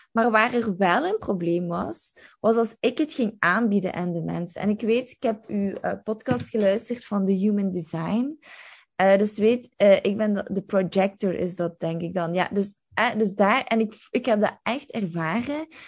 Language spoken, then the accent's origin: Dutch; Limburg, Flanders, Belgium; moved away as an adult; also born or lived in London; ik ben van Limburg